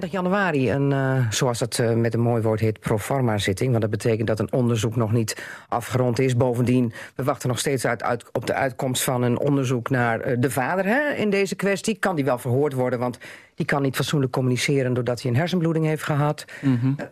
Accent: Drenthe, Netherlands; Ja, dan denk je ook van, als Drent, dan niet...

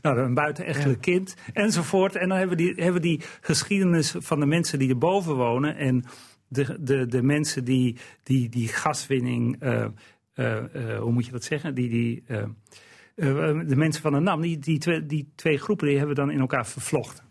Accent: Eelde, Drenthe, Netherlands; ik ben opgegroeid in Eelde

